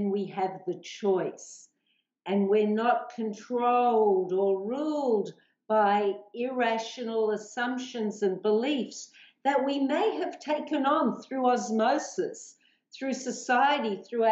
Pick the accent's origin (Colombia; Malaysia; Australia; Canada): Australia; accent: Aussie